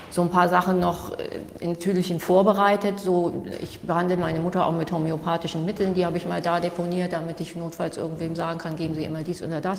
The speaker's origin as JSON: {"language": "German", "region": "Hamburg", "country": "Germany", "said": "Ich komme aus Hamburg"}